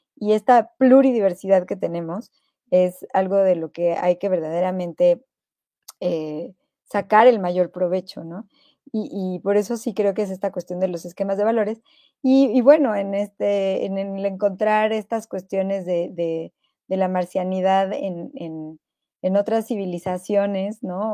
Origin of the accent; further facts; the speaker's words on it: Mexico; aquí en México